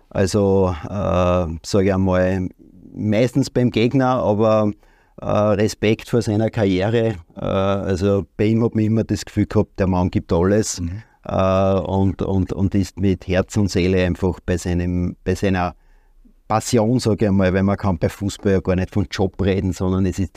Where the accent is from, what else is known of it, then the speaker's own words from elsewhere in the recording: Linz, Upper Austria, Austria; born there; also born or lived in Carinthia; now in Vienna, Austria; ich bin in Linz geboren, äh, lebe aber schon äh, in Linz nicht mehr seit über 20 Jahren, aber so äh, 2000 Linz verlassen, war dann eine Zeit lang in Kärnten und bin jetzt seit 18 Jahren in Wien